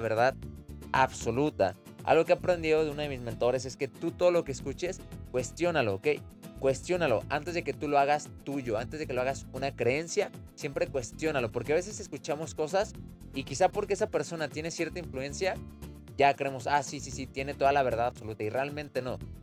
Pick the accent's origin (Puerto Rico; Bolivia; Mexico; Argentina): Mexico; Mexico City; nací en la Ciudad de México